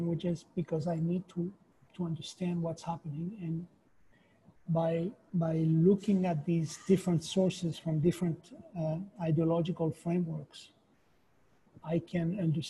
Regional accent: Chile; moved away as an adult; now in New York, United States; I was born in Chile, and I lived in Chile during the Pinochet regime

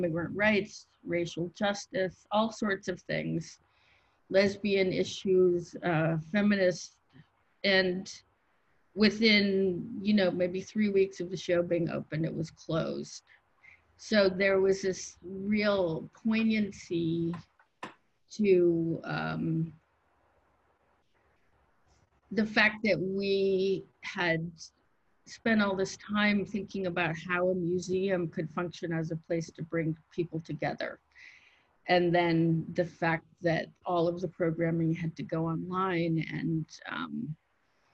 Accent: Oregon, United States; also born or lived in Michigan; now in New York, United States; I grew up on the West Coast and primarily in Oregon

